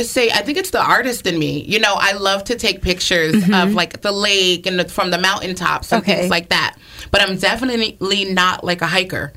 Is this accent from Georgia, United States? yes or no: no; Stratford, Connecticut, United States; moved away as an adult; also born or lived in Bridgeport, Connecticut; now in the Berkshires, United States; I was born in Bridgeport, Connecticut, but raised in Stratford, Connecticut. So Fairfield County.